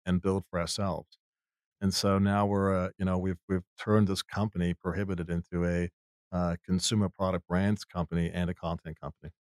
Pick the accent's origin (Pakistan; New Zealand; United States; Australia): New Zealand; moved away; I grew up in New Zealand